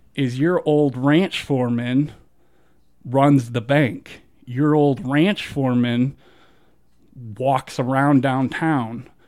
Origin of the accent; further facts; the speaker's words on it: Southeast, United States; now in Moab, United States; when I lived in the South